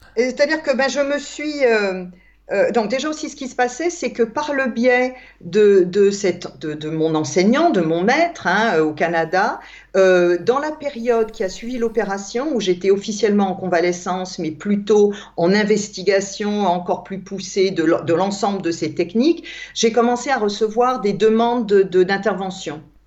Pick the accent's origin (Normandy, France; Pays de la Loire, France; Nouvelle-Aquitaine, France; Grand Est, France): Grand Est, France; Alsace; je suis née en Alsace, en France